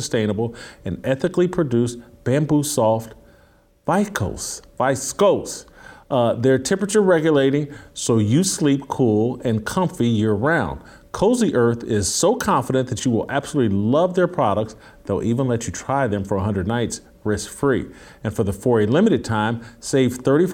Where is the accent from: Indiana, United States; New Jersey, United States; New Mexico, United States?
Indiana, United States; Indianapolis; also born or lived in Kansas City / Los Angeles; now in Nashville, United States; I'm based here in Nashville. I grew up in Indianapolis. I've lived in Kansas City. I've lived in Los Angeles